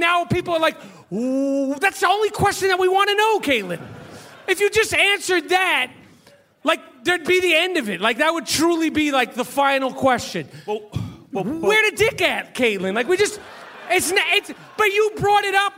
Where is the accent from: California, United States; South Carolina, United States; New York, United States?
New York, United States; New York City; growing up in New York